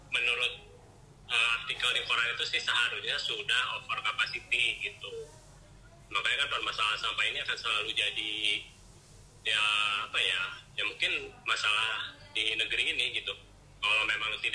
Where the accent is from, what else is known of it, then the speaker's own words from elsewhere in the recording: Bandung, West Java, Indonesia; asal dari kota Bandung kalau dulu sih kerjanya saya kerja di bank